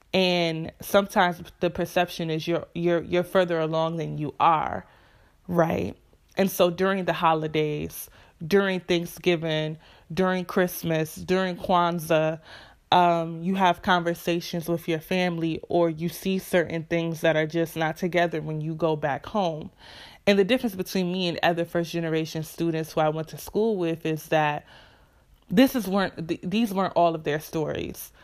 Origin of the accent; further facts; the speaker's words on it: Rochester, New York, United States; moved away as an adult; was born and raised in Rochester, New York